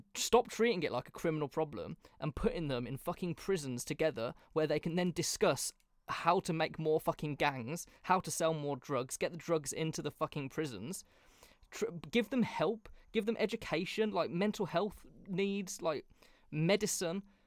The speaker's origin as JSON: {"language": "English", "town": "Birmingham", "region": "West Midlands", "country": "United Kingdom", "tie": "born or raised there", "said": "not really where I grew up, but kind of where I grew up in Birmingham"}